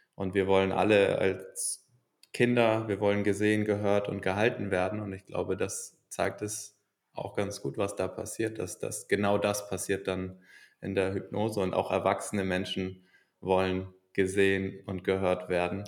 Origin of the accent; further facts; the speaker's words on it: Hamburg, Germany; also born or lived in England / Valencia / Chicago; ich bin in Hamburg geboren und bin aber auch oft mal weg gewesen in der Schulzeit für ein Schuljahr in England